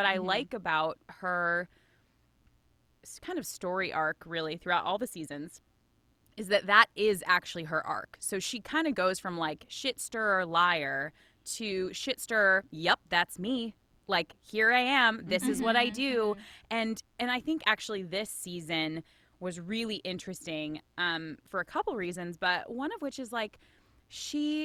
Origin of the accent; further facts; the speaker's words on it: Boston, Massachusetts, United States; I am from Boston